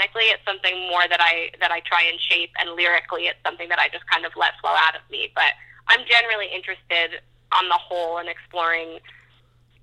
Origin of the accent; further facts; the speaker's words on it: New York, United States; I'm from New York, so fashion has been a huge part of my life.